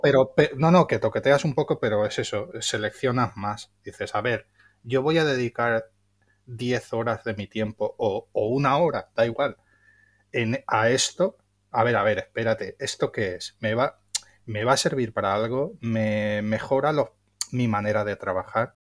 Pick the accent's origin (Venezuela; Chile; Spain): Spain; Valencia, Valencian Community; soy de Valencia